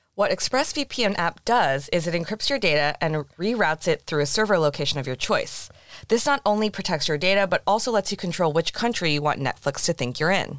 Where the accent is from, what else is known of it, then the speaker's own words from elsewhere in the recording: San Francisco Bay Area, California, United States; moved away; also born or lived in Walnut Creek, California; I was back in the Bay because I'm from there